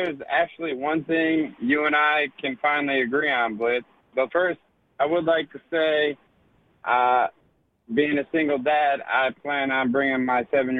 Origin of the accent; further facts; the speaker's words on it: Southampton, New York, United States; I was born in Southampton Hospital